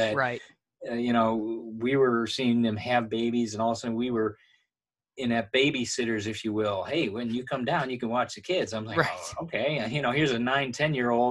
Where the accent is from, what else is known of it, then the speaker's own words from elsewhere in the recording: Michigan, United States; the people we grew up with in Michigan